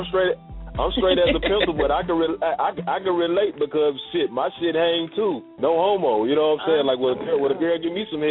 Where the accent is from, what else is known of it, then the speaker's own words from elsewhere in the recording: Charlotte, North Carolina, United States; also born or lived in New York; now in Atlanta, United States; I used to live in New York, man. Yeah, I learned a lot living in New York. I'm from Charlotte, North Carolina. I'm currently in Atlanta. I lived in Astoria Project for 3.5 years.